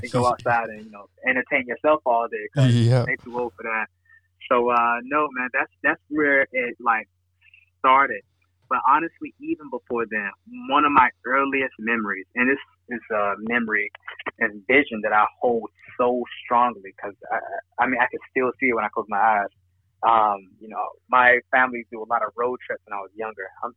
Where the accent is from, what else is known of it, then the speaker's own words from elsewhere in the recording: Liberty City, North Carolina, United States; also born or lived in Minneapolis, Minnesota; Born and raised here in North Carolina, Liberty City, but I also want to claim Minneapolis, Minnesota as home